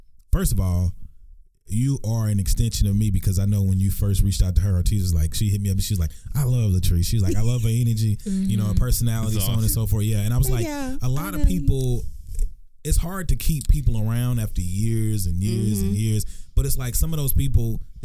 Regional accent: Texarkana, United States; born or raised there; moved away

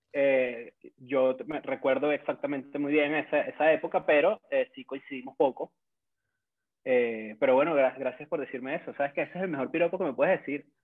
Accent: Caracas, Capital District, Venezuela; accent: caraqueño; en mi dialecto caraqueño

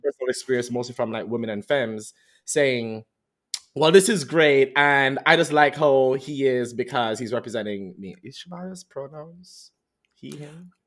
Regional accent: Jamaica; moved away; we're Jamaican

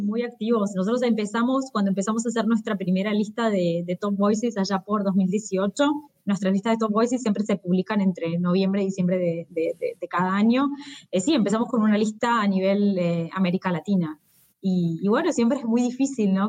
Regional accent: Buenos Aires, Argentina; moved away as an adult; now in São Paulo, Brazil; soy de Buenos Aires

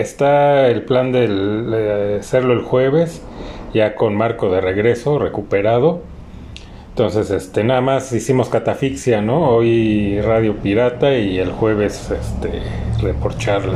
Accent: Mexico; como mexicanos

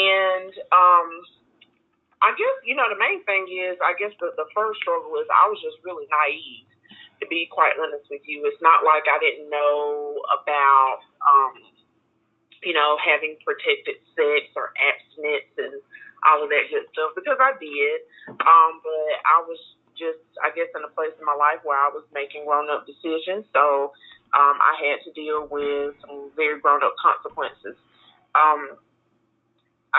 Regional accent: Greenville, South Carolina, United States; I'm from Greenville, South Carolina

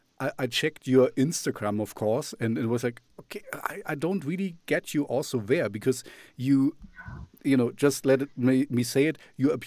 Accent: Moscow, Russia; English is a second language; where I'm coming from Moscow and Russia, it's so easy to use your looks to kind of clickbait and to kind of get things done

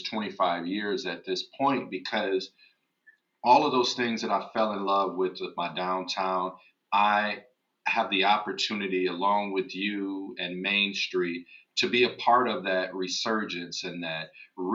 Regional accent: Waterloo, Iowa, United States; I grew up in Waterloo, Iowa

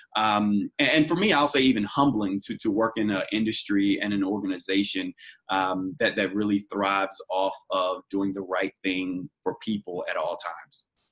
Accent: Roanoke Rapids, North Carolina, United States; now in Los Angeles, United States; I'm originally from a small town in North Carolina called Roanoke Rapids, North Carolina, in Halifax County, um, and now I live in Los Angeles, California

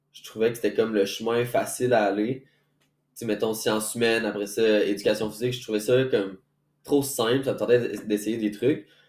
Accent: Quebec City, Quebec, Canada; moved away as an adult; now in Montreal, Canada; je viens de Québec, premièrement. Donc, moi, je suis déménagé à Montréal

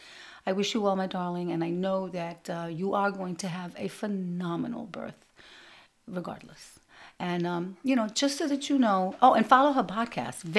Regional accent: New York City, New York, United States; growing up in Brooklyn in the 60s and 70s

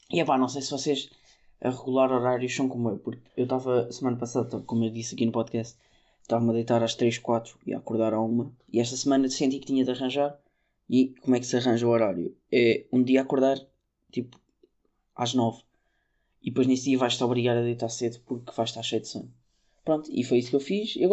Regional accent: Azores, Portugal; accent: Micaelense; tenho sotaque açoriano muito forte. Açoriano não, Michelense, desculpa.

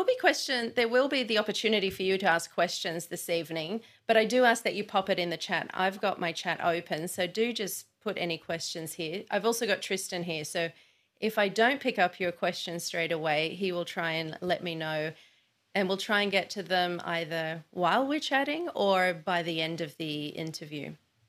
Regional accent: Sydney, New South Wales, Australia; I'm in Sydney and I identify as an Australian woman, but it's not always an easy question to answer.

